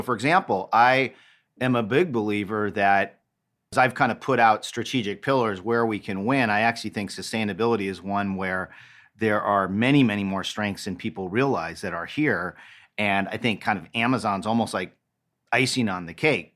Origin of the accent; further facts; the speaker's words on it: Los Angeles, California, United States; now in Cincinnati, United States; my hometown of Los Angeles